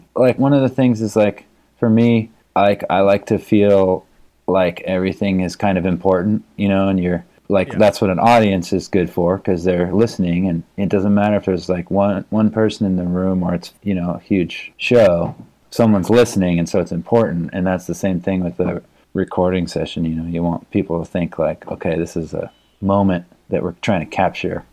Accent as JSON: {"language": "English", "town": "Palo Alto", "region": "California", "country": "United States", "tie": "born or raised there", "said": "I grew up in Palo Alto"}